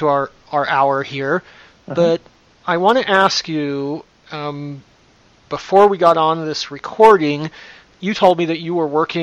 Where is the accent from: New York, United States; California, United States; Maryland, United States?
New York, United States; moved away; I grew up in New York